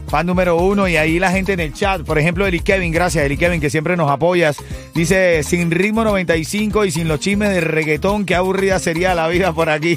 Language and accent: Spanish; Venezuela; moved away; en mi país, en Venezuela